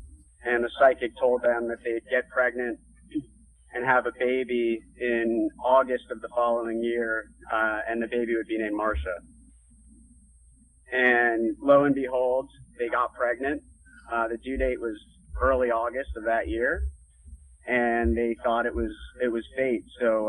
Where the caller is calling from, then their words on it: California, United States; I'm calling from California, but I'm actually, well, I think California 12 years.